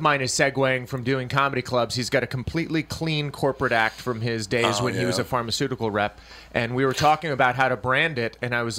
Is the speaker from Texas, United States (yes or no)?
yes; Texas, United States; Whereas, you know, I grew up in Texas. People are outside.